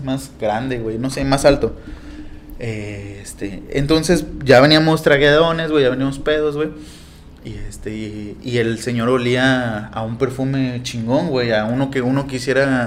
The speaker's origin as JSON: {"language": "Spanish", "region": "Veracruz", "country": "Mexico", "said": "somos acá de Veracruz"}